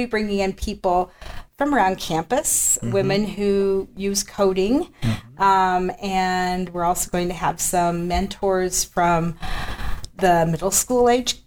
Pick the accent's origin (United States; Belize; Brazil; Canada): United States; Twin Falls, Idaho; also born or lived in Montana; now in Pocatello, United States; I was born and raised in Idaho